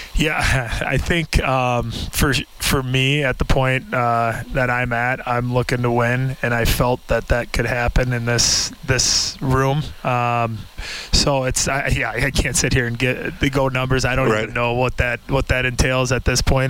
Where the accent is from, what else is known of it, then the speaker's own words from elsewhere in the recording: Minnesota, United States; moved away; I come from Minnesota, and I'm used to hockey culture